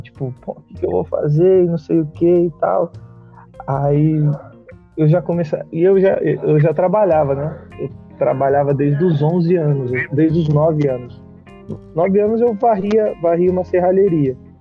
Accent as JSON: {"language": "Portuguese", "region": "São Paulo", "country": "Brazil", "tie": "born or raised there", "moved": "yes", "lives_now": "Brasília, Brazil", "said": "eu sou de São Paulo"}